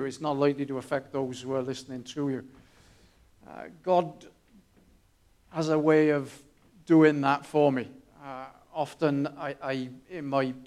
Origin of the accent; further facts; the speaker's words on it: Newport, Wales, United Kingdom; moved away; I grew up in Newport